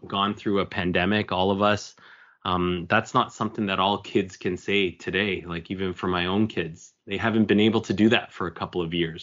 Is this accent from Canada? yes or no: yes; Markham, Ontario, Canada; also born or lived in Toronto; I was born and raised in Markham, Ontario